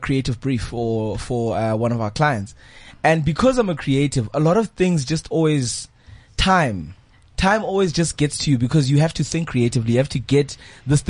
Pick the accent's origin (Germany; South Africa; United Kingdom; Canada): South Africa; Eastern Cape; moved away as an adult; now in Johannesburg, South Africa; I'm a guy from the Eastern Cape, closer guy from the Eastern Cape. I've been here for like 9 years in Johannesburg.